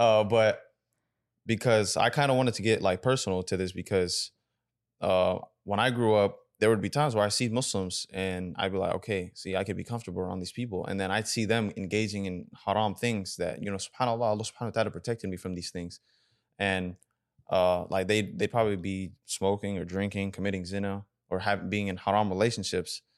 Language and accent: English; United States; we grew up in America